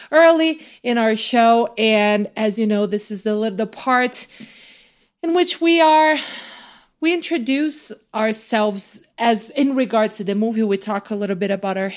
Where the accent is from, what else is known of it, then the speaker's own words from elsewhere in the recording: Brazil; moved away; for kids my age growing up in Brazil